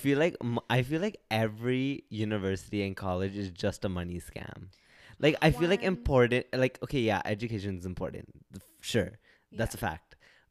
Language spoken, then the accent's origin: English; Vancouver, British Columbia, Canada; I was born and raised here. I'm a Vancouver, right?